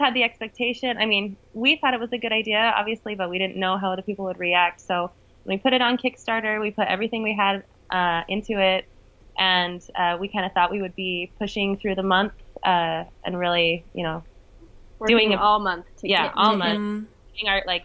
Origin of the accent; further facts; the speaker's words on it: Southern Utah, United States; also born or lived in Bay Area, California; now in San Francisco Bay Area, United States; I am from Southern Utah, but I live in the Bay Area of California near San Francisco.